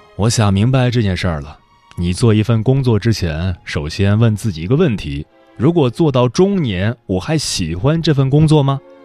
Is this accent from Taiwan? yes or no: no; Datong, Shanxi, China; now in Beijing, China; 我之前可爱批评我老家了，大同太落后了，三四线城市容不下灵魂